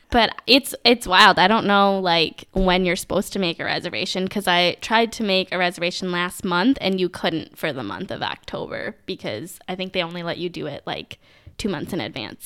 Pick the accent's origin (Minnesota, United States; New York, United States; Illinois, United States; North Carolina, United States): Minnesota, United States; Minneapolis–Saint Paul; I'm from the Twin Cities